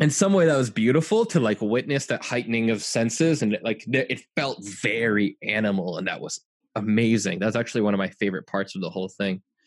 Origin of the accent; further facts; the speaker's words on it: United States; I'm an American